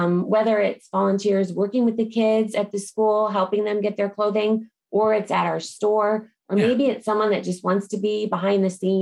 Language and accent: English; Phoenix, Arizona, United States; also born or lived in Los Angeles; I am a native. I grew up here